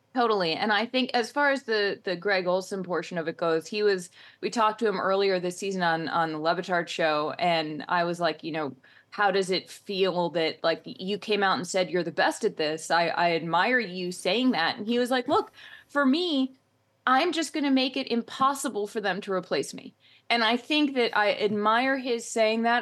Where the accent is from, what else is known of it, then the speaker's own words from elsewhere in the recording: Boston, Massachusetts, United States; I'm from Boston